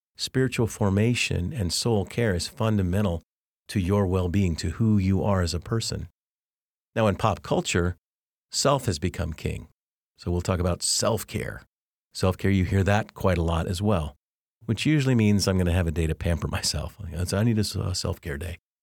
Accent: Arvada, Colorado, United States; moved away; I grew up actually in two homes in, in Arvada, Colorado

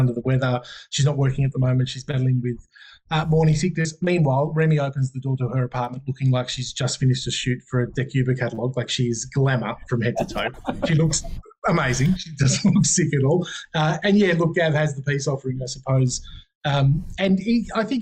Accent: Wagga Wagga, New South Wales, Australia; coming from Wagga

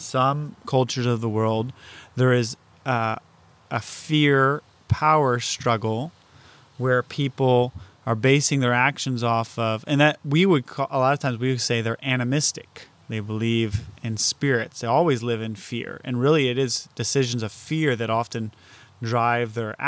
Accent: United States; as an American

